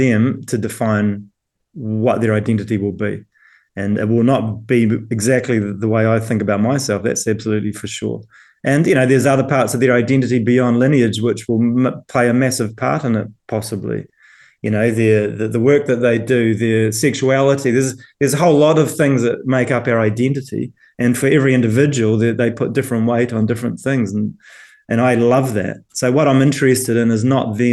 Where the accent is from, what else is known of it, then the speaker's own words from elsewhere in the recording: New Zealand; moved away as an adult; now in United Kingdom; being a New Zealander coming and working in the UK